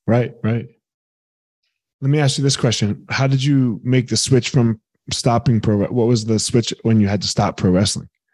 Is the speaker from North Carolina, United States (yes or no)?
no; near Vineland, New Jersey, United States; I grew up in South Jersey, a little town right outside of Vineland.